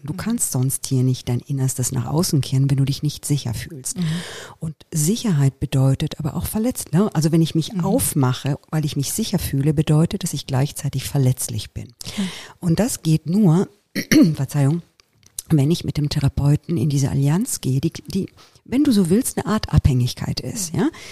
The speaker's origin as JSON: {"language": "German", "country": "Italy", "tie": "born or raised there", "moved": "yes", "said": "Ich bin ja in Italien aufgewachsen"}